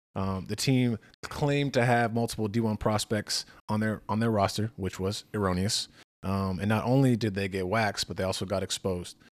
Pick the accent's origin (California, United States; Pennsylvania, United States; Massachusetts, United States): Massachusetts, United States; I'm from New England. I'm from Massachusetts